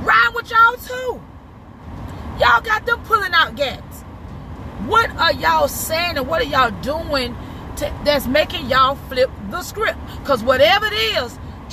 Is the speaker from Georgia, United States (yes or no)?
yes; Albany, Georgia, United States; now in Atlanta, United States; I'm originally from Albany, Georgia, just in case y'all didn't know. I'm from the Benny, A1B down south. But now I'm in Atlanta, and I've been in Atlanta for over 20 years